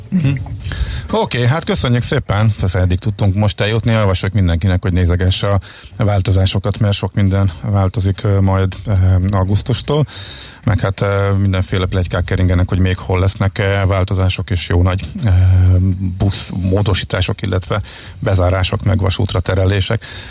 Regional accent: Zalaegerszeg, Zala, Hungary; moved away; én Zalaegerszegen töltöttem a gyerekkoromat

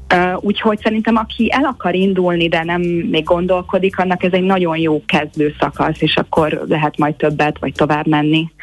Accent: Hungary; now in Los Angeles, United States; a Balaton körül nőttem föl

